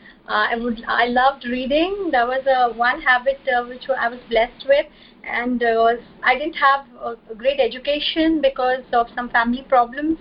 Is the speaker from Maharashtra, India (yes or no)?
yes; Mumbai, Maharashtra, India; I'm from India and from the city of Mumbai